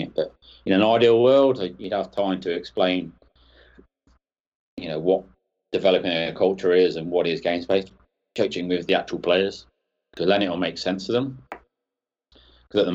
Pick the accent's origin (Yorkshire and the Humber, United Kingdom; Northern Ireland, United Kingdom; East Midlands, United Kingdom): East Midlands, United Kingdom; Northampton; moved away as an adult; also born or lived in Chile; my hometown club is Northampton Saints here in England